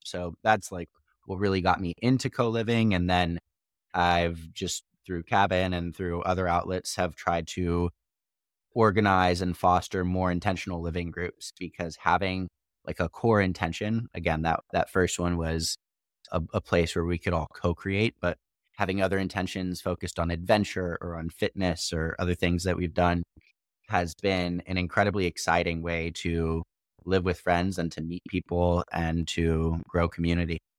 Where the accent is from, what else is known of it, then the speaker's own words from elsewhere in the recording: Missouri, United States; moved away; also born or lived in Austria; I was born in Missouri